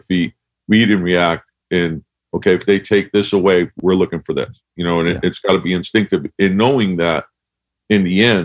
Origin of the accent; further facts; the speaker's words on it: Connecticut, United States; I grew up in Connecticut.